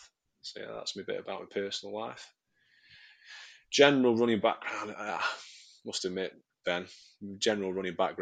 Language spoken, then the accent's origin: English; Stoke-on-Trent, West Midlands, United Kingdom; I'm from Stoke-on-Trent, sunny Stoke-on-Trent